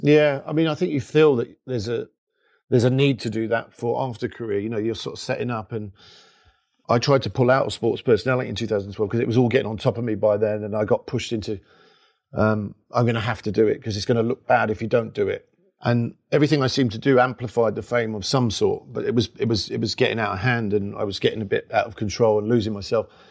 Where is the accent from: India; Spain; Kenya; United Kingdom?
United Kingdom; London; I'm from Labrick Grove, Kilburn